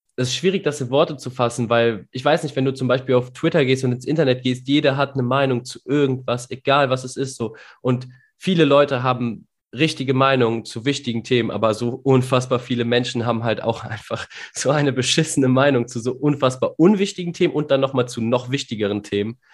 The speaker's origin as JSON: {"language": "German", "region": "North Rhine-Westphalia", "country": "Germany", "said": "als NRWler"}